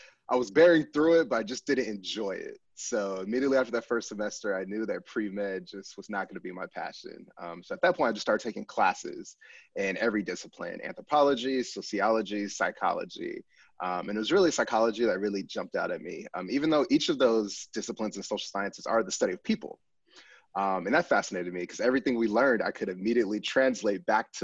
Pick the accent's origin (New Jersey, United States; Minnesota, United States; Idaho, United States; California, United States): California, United States; Pasadena; moved away as an adult; also born or lived in Virginia / Chicago / Michigan; I'm a California native, born and raised in Southern California, Pasadena to be specific